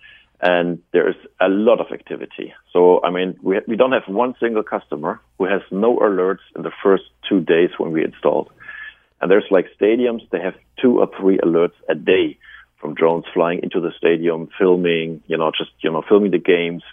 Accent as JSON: {"language": "English", "country": "Germany", "accent": "German", "said": "We are originally started in Germany, as you know from my accent"}